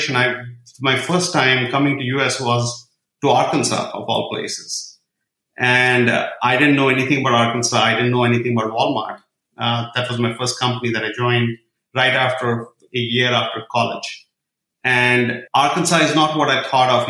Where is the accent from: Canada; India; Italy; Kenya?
India; Srinagar, Jammu and Kashmir; now in United States; I was born in Kashmir. Being a Kashmiri boy, raised in a small place